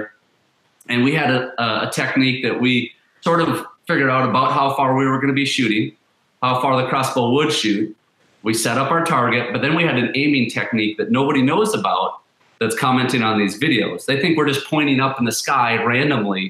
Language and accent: English; Alexandria, Minnesota, United States; We're actually west central. So kind of that Alexandria